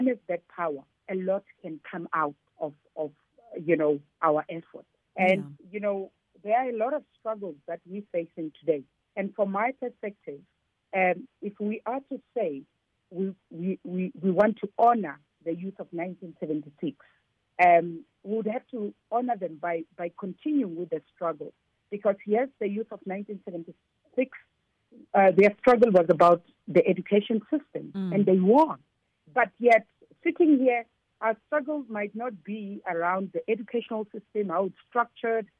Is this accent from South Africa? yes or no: yes; Giyani, Limpopo, South Africa; I come from Gyani.